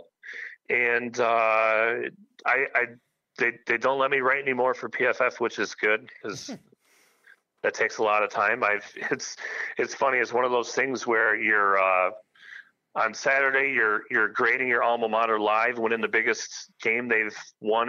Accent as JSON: {"language": "English", "region": "Michigan", "country": "United States", "tie": "born or raised there", "said": "Born and raised in Michigan"}